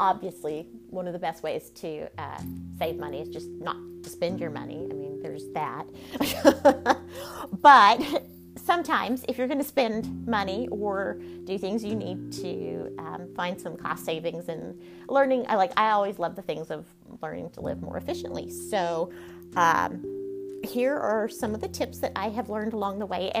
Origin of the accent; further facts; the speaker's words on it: Texas, United States; If you can't tell by the accent, I am born and raised in Texas.